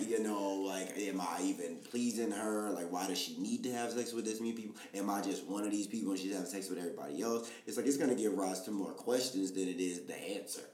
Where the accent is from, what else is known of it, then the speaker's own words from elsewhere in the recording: Baltimore, Maryland, United States; I'm from Baltimore